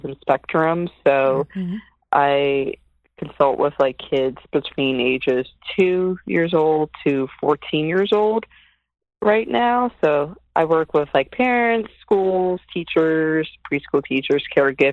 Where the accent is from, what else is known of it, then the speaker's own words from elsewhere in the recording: New Jersey, United States; I'm from Jersey. I've been in Jersey, Central Jersey, for, I guess, over 20 years, since 1998